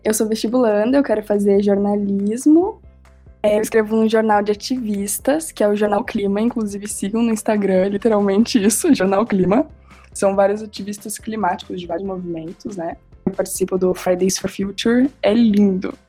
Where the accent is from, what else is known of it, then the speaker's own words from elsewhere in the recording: Rio Grande do Sul, Brazil; eu sou gaúcha